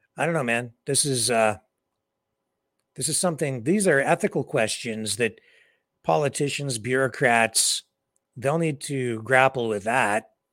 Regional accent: Canada; here in my hometown

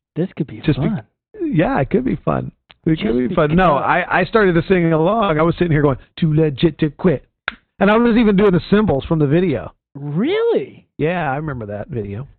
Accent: Houston, Texas, United States; moved away; the pastor of my home church growing up in Texas

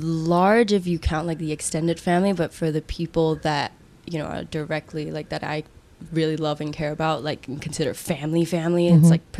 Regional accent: Singapore; I love Singapore for everything that it made me and everything that it showed me

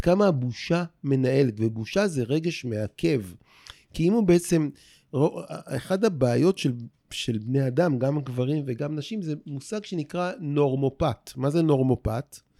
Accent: Rehovot, Central District, Israel; moved away as an adult; now in Tel Aviv, Israel; ברחובות, עיר, העיר שבה נולדתי, mm-hmm. וגם פה בתל אביב, זו העיר שבה אני חי אה, ב-30 שנה האחרונות

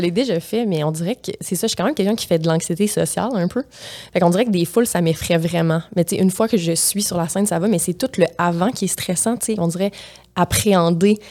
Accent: Matane, Quebec, Canada; accent: Gaspésien; now in Montreal, Canada; je viens de la Gaspésie

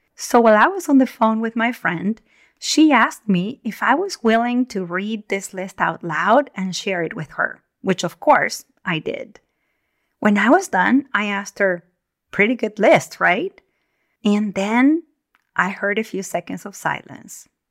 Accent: Argentina; now in Northern California, United States; I was born and raised in Argentina in the Southern Hemisphere

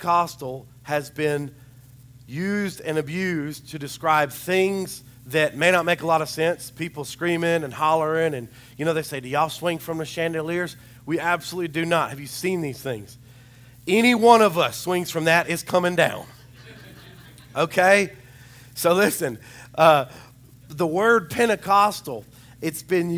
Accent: Little Rock, Arkansas, United States; I was born at Arkansas Baptist Medical Center

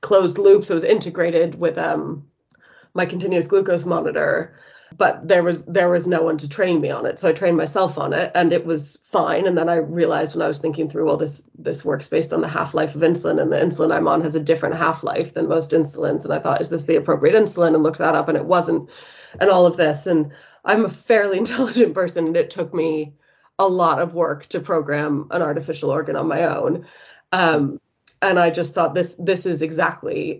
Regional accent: United States; now in United Kingdom; as you might be able to tell from my accent, I'm originally from the States

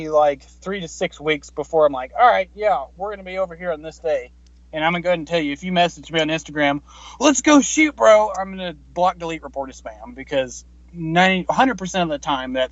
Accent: New York, United States; Um, I'm actually from New York and I work for an insurance

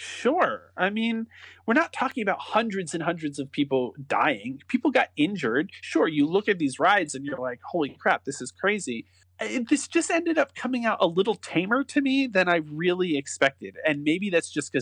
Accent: New Jersey, United States; I was born in North Jersey

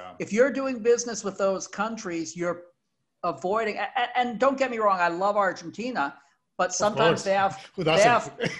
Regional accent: United States; As an American who's done business in Latin America

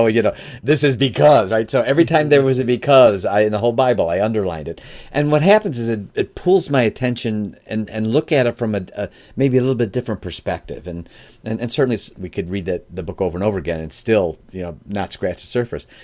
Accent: Chicago, Illinois, United States; now in Michigan, United States; I live in Michigan now. I'm originally from the Chicagoland area

